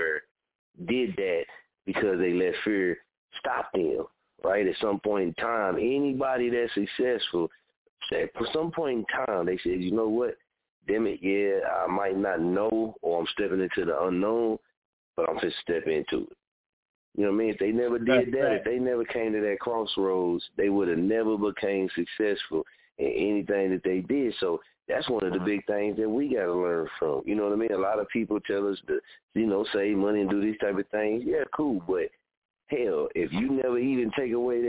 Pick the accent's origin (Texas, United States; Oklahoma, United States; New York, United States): Oklahoma, United States; moved away; also born or lived in Wichita; I ain't from Wichita, I'm from Oklahoma